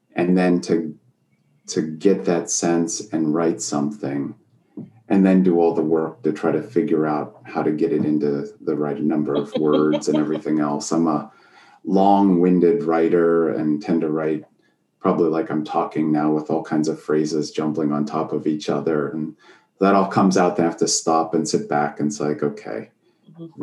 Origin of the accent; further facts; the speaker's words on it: Erie, Pennsylvania, United States; now in Sharon, Pennsylvania, United States; I grew up in Erie, Pennsylvania.